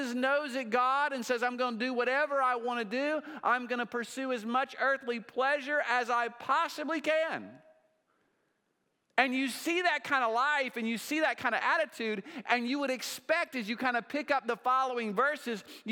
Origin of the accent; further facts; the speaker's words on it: Oklahoma, United States; now in Lenexa, United States; I'm from Oklahoma